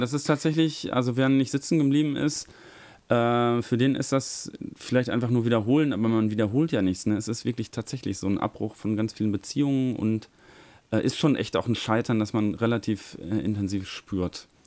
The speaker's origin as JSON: {"language": "German", "country": "Germany", "tie": "born or raised there", "said": "in Körde, wo ich herkomme, an der Norbert-Grundschule"}